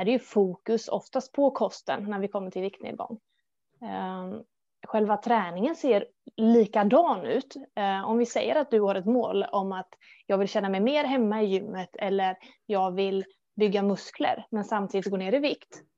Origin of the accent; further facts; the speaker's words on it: Gothenburg, Västra Götaland, Sweden; Jag är född och uppvuxen i Göteborg. Framförallt Hisingen där då.